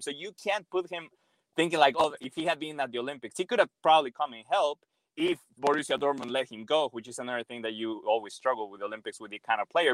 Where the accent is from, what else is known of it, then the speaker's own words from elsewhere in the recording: Mexico; I'm obviously born and raised in Mexico